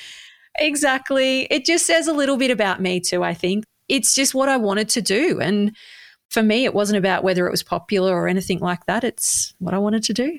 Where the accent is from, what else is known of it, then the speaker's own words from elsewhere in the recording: Bendigo, Victoria, Australia; You know, I've grown up here.